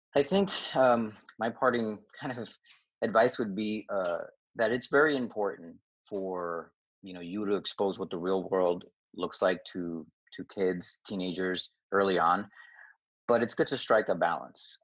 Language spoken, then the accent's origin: English; New York, United States; also born or lived in Dominican Republic; I was born in Dominican Republic, came to New York, uh, the Queens area when I was about four years old